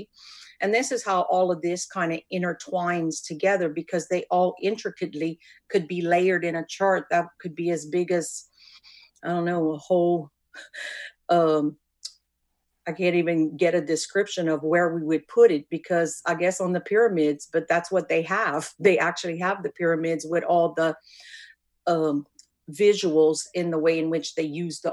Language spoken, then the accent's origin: English; Cajun, Louisiana, United States; accent: Cajun; I come from the Cajun culture